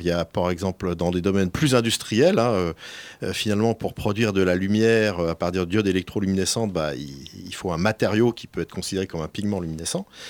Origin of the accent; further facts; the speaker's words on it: Bourgogne-Franche-Comté, France; je suis originaire du Morvan